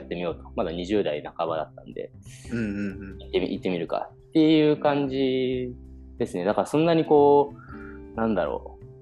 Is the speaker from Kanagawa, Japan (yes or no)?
yes; Kawasaki, Kanagawa, Japan; moved away as an adult; also born or lived in Copenhagen, Denmark; now in Kanazawa, Japan; 出身は全く金沢に関係ない神奈川県川崎市の出身です。